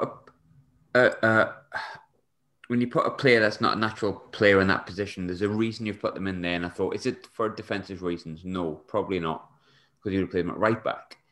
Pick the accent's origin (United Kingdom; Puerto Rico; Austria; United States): United Kingdom; England; now in Scotland, United Kingdom; we're English